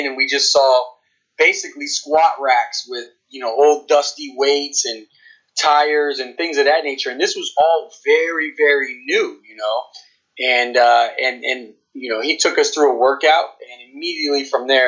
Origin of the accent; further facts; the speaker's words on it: Dunedin, Florida, United States; I'm from Dunedin, which is about, an hour north of St. Petersburg